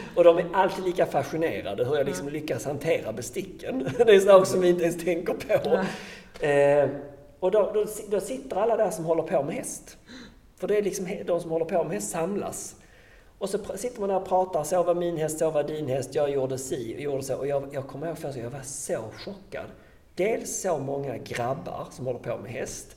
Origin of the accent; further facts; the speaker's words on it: Sweden; jag kom ju från Sverige